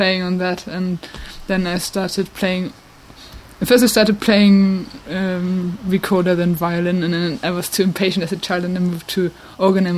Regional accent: Lüneburg, Lower Saxony, Germany; born or raised there; English is a second language; moved away as an adult; now in England, United Kingdom

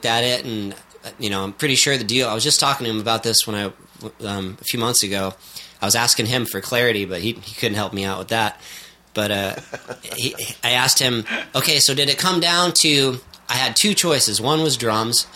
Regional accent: Pequannock, Connecticut, United States; also born or lived in Hartford, Connecticut; now in San Francisco, United States; I was born in Hartford, Connecticut, and I grew up in this small town called Pequannock.

